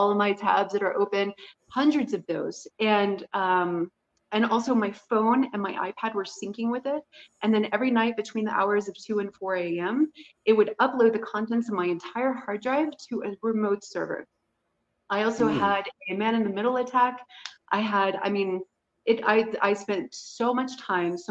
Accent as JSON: {"language": "English", "country": "United States", "said": "I was American"}